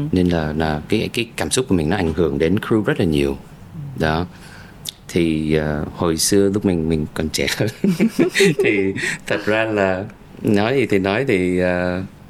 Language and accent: Vietnamese; United States; moved away as an adult; now in Vietnam; một người mà sinh ra và lớn lên ở Mỹ